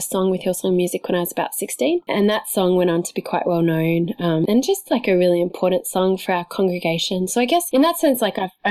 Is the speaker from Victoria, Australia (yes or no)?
no; Sydney, New South Wales, Australia; I'm an Australian who grew up in Sydney